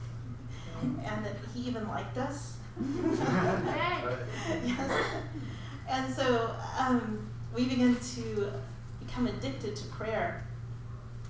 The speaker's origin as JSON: {"language": "English", "town": "Denver City", "region": "Texas", "country": "United States", "tie": "born or raised there", "said": "the Church of Christ, where I grew up in Denver City, Texas"}